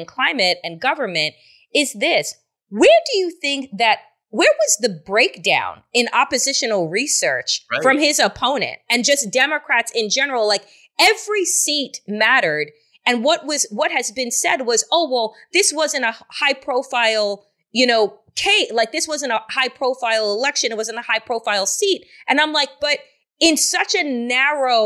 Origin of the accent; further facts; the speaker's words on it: Eastern Long Island, Suffolk County, New York, United States; I'm from Eastern Long Island, so from Suffolk County